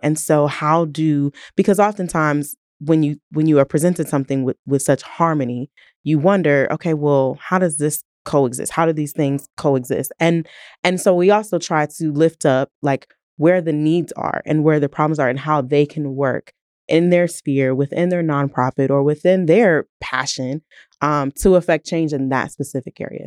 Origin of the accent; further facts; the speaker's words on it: Canton, Ohio, United States; moved away as an adult; also born or lived in Toledo, Ohio; now in Tulsa, United States; I am originally from Canton, Ohio, um, home of the Hall of Fame